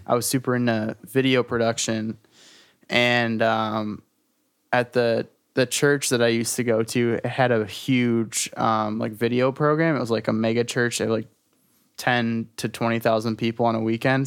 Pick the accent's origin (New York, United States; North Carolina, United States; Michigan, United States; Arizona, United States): Michigan, United States; Detroit; I'm from Detroit. I'm from, like, Metro Detroit area. Um, born and raised, pretty much.